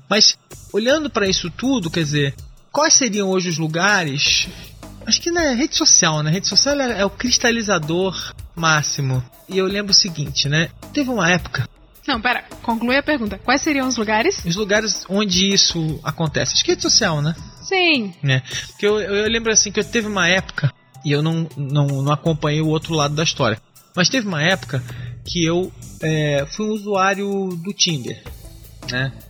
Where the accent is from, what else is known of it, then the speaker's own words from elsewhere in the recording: Rio de Janeiro, Brazil; now in São Paulo, Brazil; eu sou carioca, né?